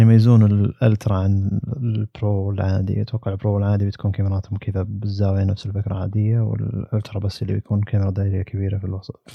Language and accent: Arabic; Saudi Arabia; هنا عندنا في السعودية